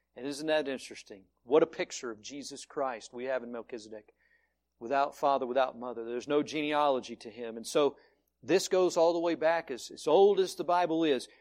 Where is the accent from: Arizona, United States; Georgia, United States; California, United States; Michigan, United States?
Georgia, United States; now in Colorado, United States; I was born in some obscure county in the backwoods of Georgia